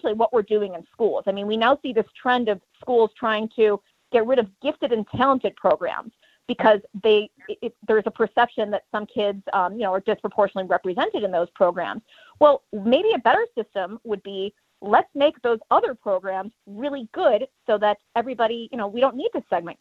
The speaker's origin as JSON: {"language": "English", "town": "Chicago", "region": "Illinois", "country": "United States", "tie": "born or raised there", "moved": "yes", "said": "I'm from Chicago originally"}